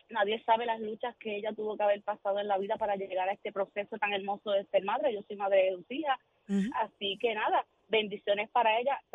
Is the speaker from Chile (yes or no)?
no; Puerto Rico; Y es nuestro momento como puertorriqueño.